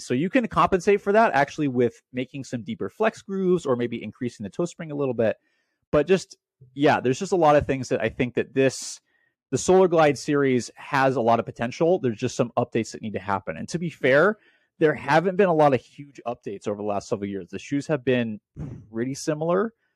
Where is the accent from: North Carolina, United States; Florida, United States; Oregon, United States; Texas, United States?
Oregon, United States; Portland; moved away; also born or lived in Welches, Oregon; I grew up in Portland, Oregon